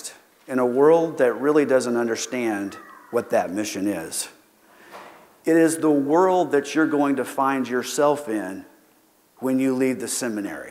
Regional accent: Keene, Texas, United States; I grew up in Keene, Texas

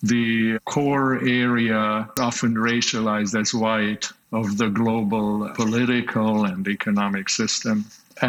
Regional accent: Slovakia; English is a second language; also born or lived in Czech Republic; now in Canada; I was born in the Czech Republic, but I grew up in Slovakia

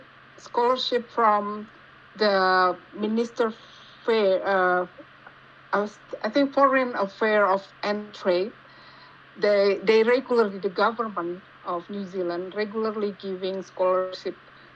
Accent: Jakarta, Indonesia; now in Calgary, Canada; I am originally from Indonesia. Well, to be exact, the location or the town where I'm from is from Jakarta.

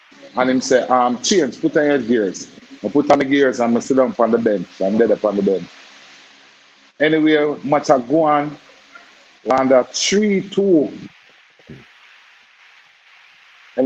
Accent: Kingston, Jamaica; also born or lived in Pineland / Balaclava; I grew up in Nannyville. That's on Mountain View. But I born in Almanton, but I grew up in Nannyville and Pineland.

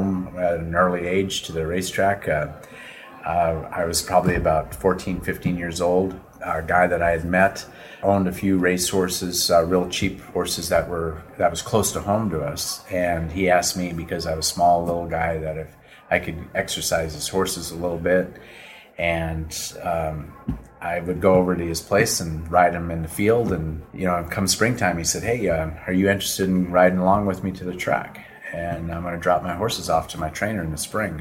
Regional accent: Minnesota, United States; now in Wellington, United States; I grew up in Minnesota out in the middle of nowhere, and we always had horses and mules

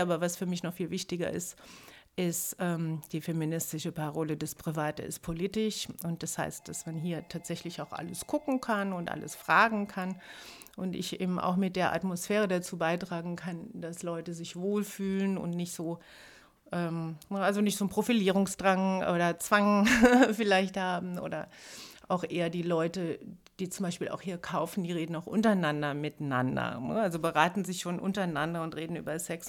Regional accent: Germany; moved away as an adult; also born or lived in Trier; now in Berlin, Germany; Weil das relativ nahe da war, wo ich aufgewachsen bin

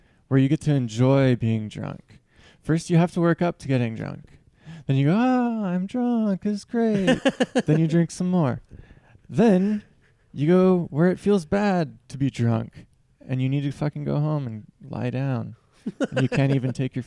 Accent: Seattle, Washington, United States; moved away; I'm from Seattle. I'm from the Seattle area

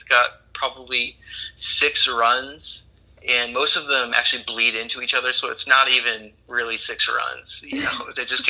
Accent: Bemidji, Minnesota, United States; moved away; also born or lived in Kansas; I grew up in northern Minnesota in the heart of the Paul Bunyan Forest

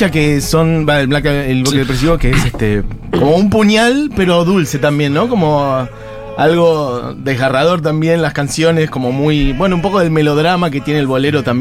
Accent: Chile; now in Buenos Aires, Argentina; Soy chilena viviendo en Buenos Aires.

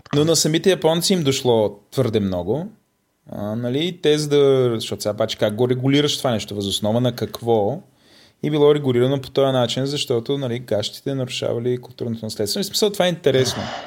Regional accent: Bulgaria; ние сме от България

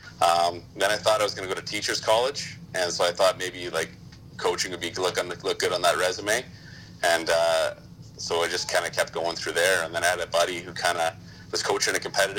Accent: Sault Ste. Marie, Ontario, Canada; now in Ottawa, Canada; I grew up in Sault Ste. Marie

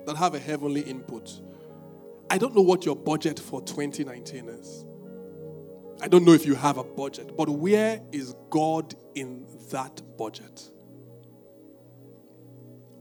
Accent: Ibadan, Oyo, Nigeria; I'm from Ibadan.

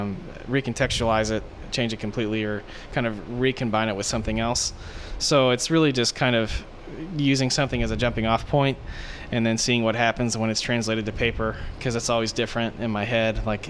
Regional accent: The Woodlands, Texas, United States; also born or lived in Denver / Dallas / Aberdeen; I was born in Denver, Colorado. I moved whenever I was when I was really, really little. And then I grew up mostly in Texas. I grew up around the Woodlands.

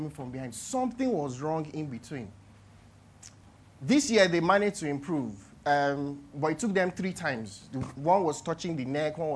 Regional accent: Nigeria; as a Nigerian

